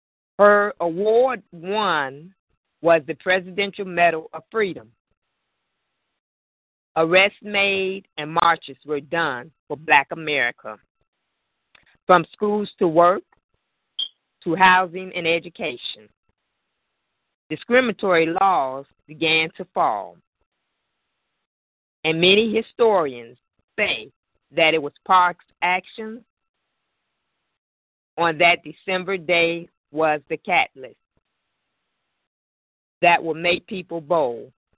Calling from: Chicago, Illinois, United States; Chicago, Linwood, Illinois, Chi-Chi.

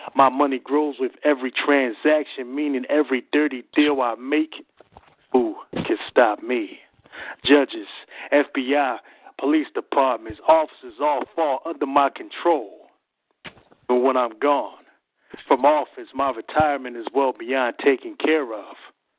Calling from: Philadelphia, Pennsylvania, United States; I'm calling from Philadelphia, Pennsylvania.

